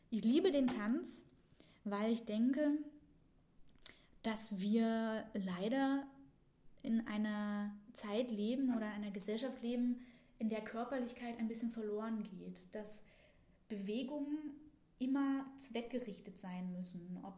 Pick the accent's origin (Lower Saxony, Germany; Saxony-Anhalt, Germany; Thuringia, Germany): Saxony-Anhalt, Germany; ich komme aus Sachsen-Anhalt. Das ist ungefähr Mitteldeutschland im Osten in der Nähe von Dessau, Magdeburg und Halle.